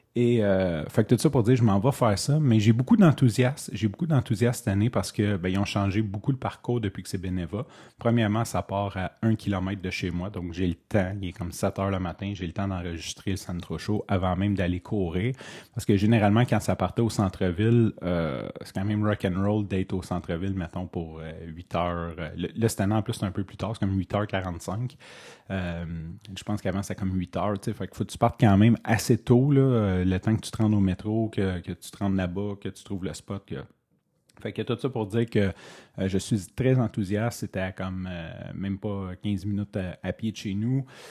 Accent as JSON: {"language": "French", "town": "Montreal", "region": "Quebec", "country": "Canada", "said": "je suis un Montréalais"}